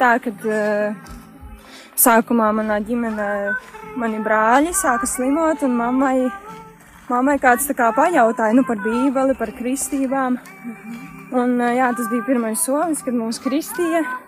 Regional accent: Smiltene, Vidzeme, Latvia; no smiltenes, no manas dzimtās pilsētas.

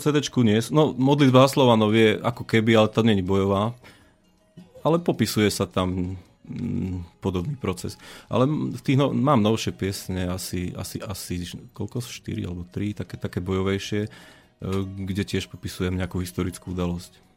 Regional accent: Detva, Banská Bystrica Region, Slovakia; Ja som z Detvy

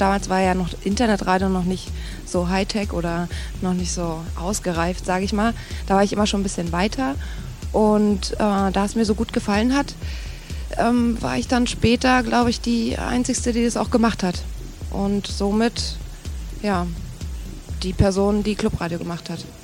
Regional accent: East Germany, Germany; bin irgendwie auch Ossi, komme aus der DDR

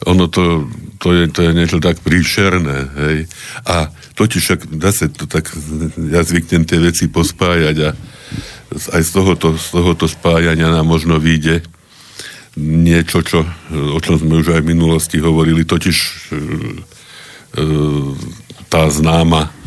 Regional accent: Trnava, Trnava Region, Slovakia; však viete, že ja som Trnavčan, no, mm-hmm. dušou. No a Trnava vyhrala ten pohár

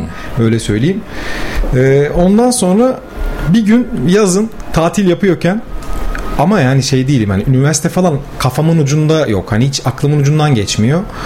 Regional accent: Gemlik, Bursa, Turkey; also born or lived in İzmit, Kocaeli; Ben Gemlik'te büyümeye başladım. Bir 5 yıl sonra 5 yaşımdayken. İlk orta öğrenimimi Gemlik'te tamamladım.

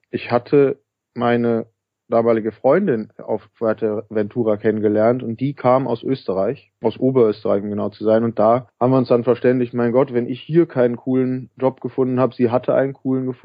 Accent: Cologne, North Rhine-Westphalia, Germany; also ich komme aus Köln ursprünglich, äh, bin hier aufgewachsen

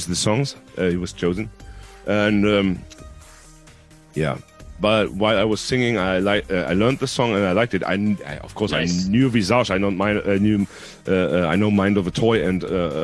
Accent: Salzgitter, Lower Saxony, Germany; first language Hungarian; English is a second language; here in my hometown in Salzgitter

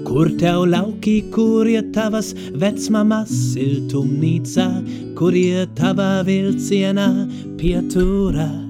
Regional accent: Ruhr area, North Rhine-Westphalia, Germany; Latvian is a second language; now in Latvia; īstenībā ne, ne, ne vācietis kā tāds, bet man liekas, esmu diezgan no savā rajončika, e, e, Rūra apgabals

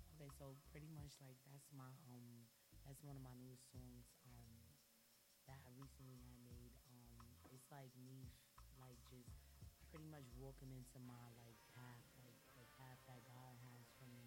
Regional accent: New York City, New York, United States; also born or lived in Harlem; I'm from Harlem

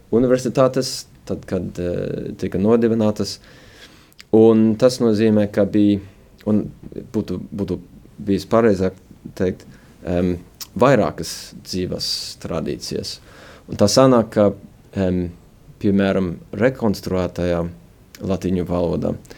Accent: United States; moved away as an adult; now in Riga, Latvia; Es esmu dzimis un eh, arī uzaugu ASV puslatviešu ģimenē

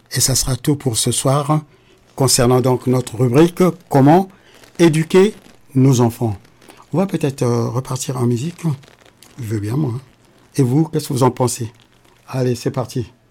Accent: Republic of the Congo; now in France; le Congo-Brazzaville, mon pays natal

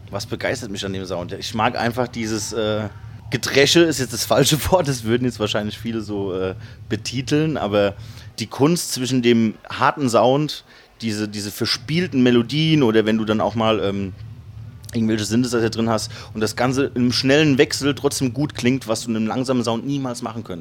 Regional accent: Kaiserslautern, Rhineland-Palatinate, Germany; ich bin ja auch in Kaiserslautern aufgewachsen

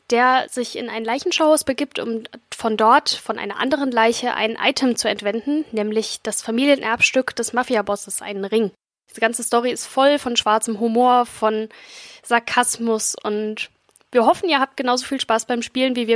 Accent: Mainz, Rhineland-Palatinate, Germany; also born or lived in Dresden; Ich komme selber ursprünglich aus Mainz, habe die letzten vier Jahre in Dresden Musiktheorie studiert

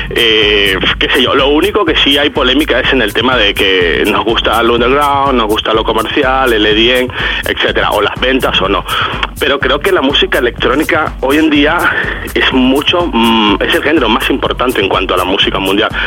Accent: Venezuela; moved away as an adult; now in Spain; yo vengo de, Latinoamérica, vengo de Venezuela, tengo viviendo en España casi 15 años

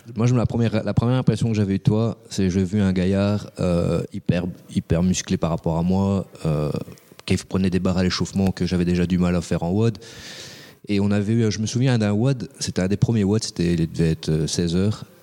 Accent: Belgium; chez nous en Belgique

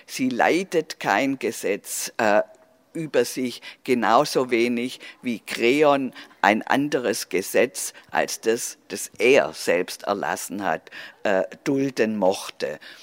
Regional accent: Swabia, Germany; accent: Swabian; dass ich aus Schwäb, also dass ich schwäbisch bin

